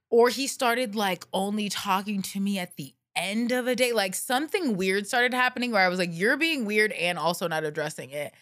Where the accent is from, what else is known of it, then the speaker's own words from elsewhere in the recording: the South, United States; moved away; I grew up in the South where people are weird and have girlfriends when they're like seven years old